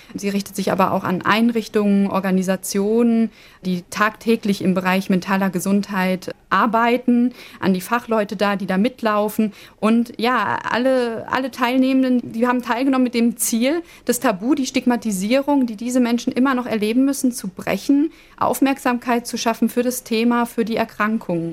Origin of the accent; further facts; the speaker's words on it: Germany; bei uns in Deutschland